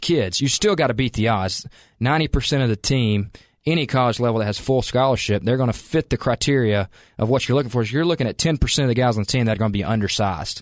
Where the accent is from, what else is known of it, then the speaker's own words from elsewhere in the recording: Calhoun, Georgia, United States; moved away as an adult; also born or lived in Macon, Georgia; now in Cookeville, United States; I grew up in Calhoun, Georgia, which is about two hours from here